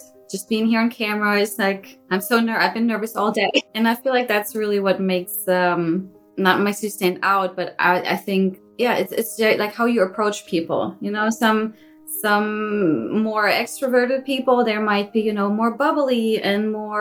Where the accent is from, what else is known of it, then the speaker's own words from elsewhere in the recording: Germany; moved away as an adult; also born or lived in Virginia, United States; I moved to the States from Germany